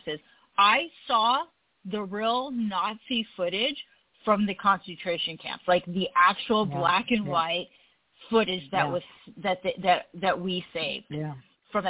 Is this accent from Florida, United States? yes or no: no; California, United States; also born or lived in Utah; I grew up in California